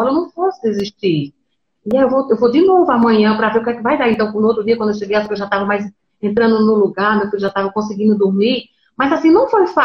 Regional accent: Pernambuco, Brazil; Então, eu sou do interior de Pernambuco. Eu digo que eu moro no interior dos interiores de Pernambuco.

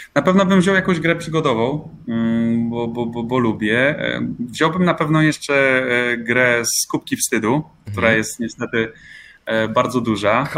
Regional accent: Olsztyn, Warmian-Masurian Voivodeship, Poland; Ja pochodzę z Olsztyna i, i właśnie w Olsztynie te swoje pierwsze radiowe kroki stawiałem

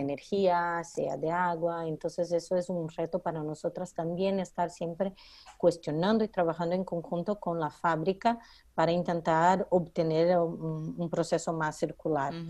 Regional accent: Brazil; moved away as an adult; now in Barcelona, Spain; soy brasileña

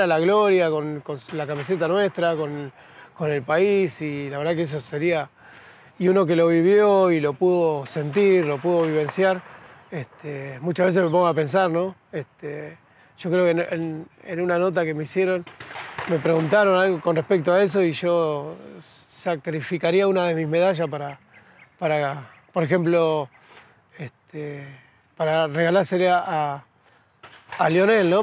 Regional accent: San Pedro, Buenos Aires Province, Argentina; moved away; vengo de San Pedro, provincia de Buenos Aires, de, bueno, de un barrio muy humilde, pobre

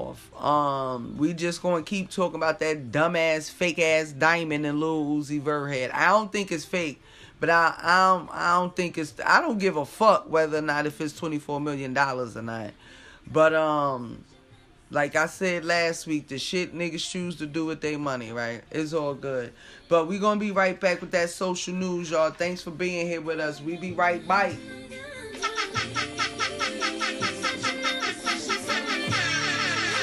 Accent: Jersey City, New Jersey, United States; moved away as an adult; also born or lived in Newark; now in California, United States; I was born and raised in Jersey City

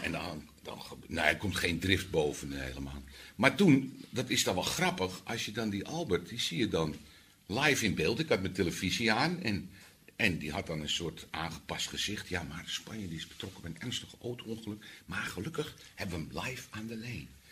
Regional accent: Amsterdam, North Holland, Netherlands; als Amsterdammer

